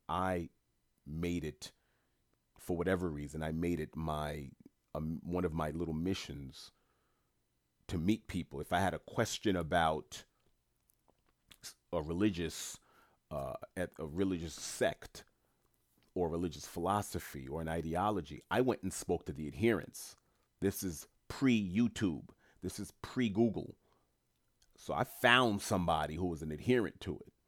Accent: New York City, New York, United States; I'm first generation Haitian American. Born and raised in New York City

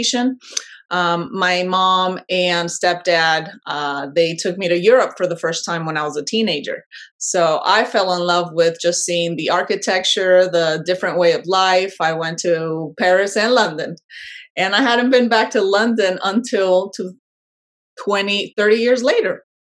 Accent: Panama; moved away as an adult; now in United States; I am originally from Panama, born and raised, and I moved abroad at an early age for a short period of time and then moved back to my home country.

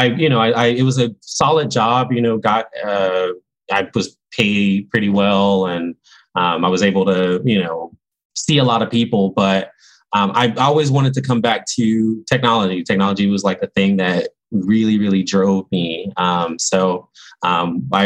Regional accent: Augusta, Georgia, United States; I was born in Augusta, Georgia

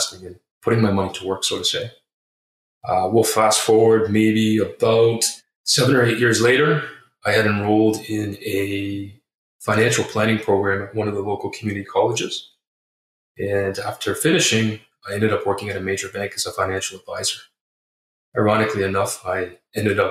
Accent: Toronto, Ontario, Canada; I am born and raised in Toronto, Ontario.

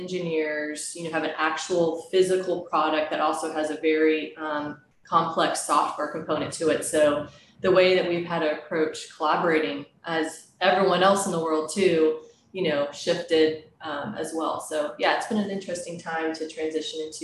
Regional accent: Oklahoma, United States; moved away as an adult; also born or lived in Beijing, China; now in Seattle, United States; I'm actually from Oklahoma, of all places. Grew up in Oklahoma, went to Oklahoma State University

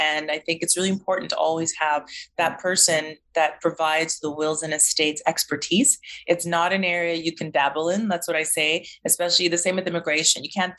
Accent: Canada; even as a Canadian, I could have learned some things that maybe I'm not doing as best as I can financially.

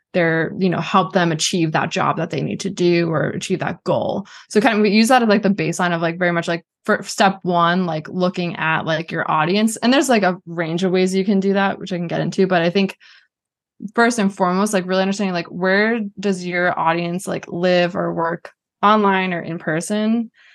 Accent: Boston, Massachusetts, United States; also born or lived in New Hampshire; I grew up in Boston, went to University of New Hampshire

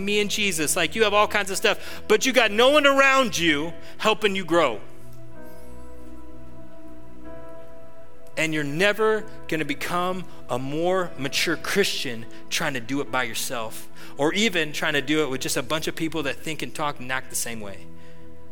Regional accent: Atascadero, California, United States; I grew up in Atascadero.

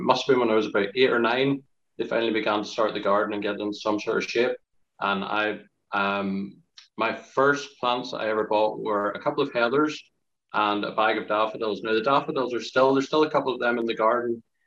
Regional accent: Ireland; I'm from Ireland

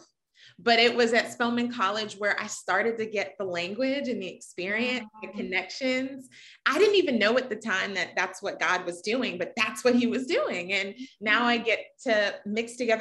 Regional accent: Raleigh, North Carolina, United States; moved away as an adult; now in Atlanta, United States; I originally grew up in Raleigh, North Carolina. So I am born and raised in the South

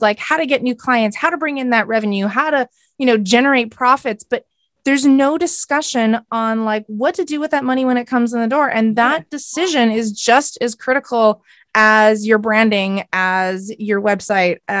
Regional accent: Canada; I am a Canadian. So I live on the West Coast of Canada

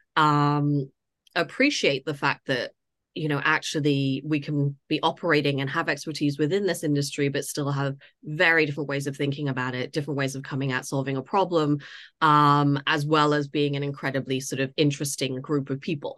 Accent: Toronto, Ontario, Canada; moved away as an adult; also born or lived in United States; now in London, United Kingdom; I grew up in Canada.

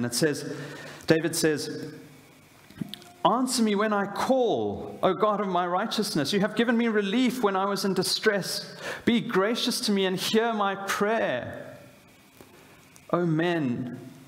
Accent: South Africa; moved away; as a South African

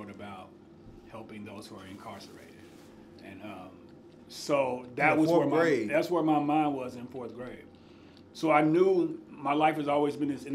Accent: Madisonville, Kentucky, United States; So I grew up in Western Kentucky, a small town called Madisonville.

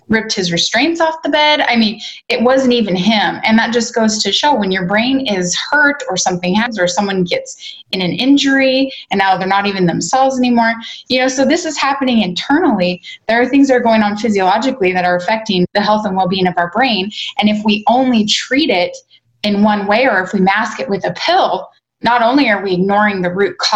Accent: Spokane, Washington, United States; I was raised in Spokane, which okay. is neighboring, but feels like night and day to me.

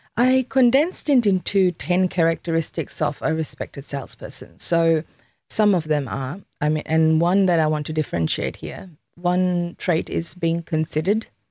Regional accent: Fiji; I'm from Fiji Islands

